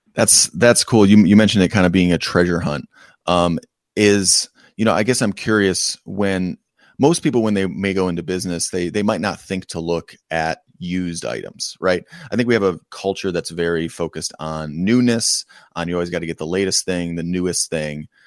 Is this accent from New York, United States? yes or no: yes; Western New York, United States; moved away; I grew up in an extremely rural part of Western New York.